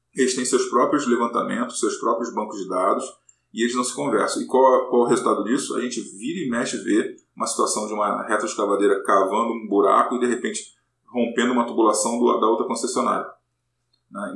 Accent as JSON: {"language": "Portuguese", "region": "Rio de Janeiro", "country": "Brazil", "said": "sou carioca, então na UFRJ passei para é, a Universidade Federal do Rio de Janeiro para fazer física"}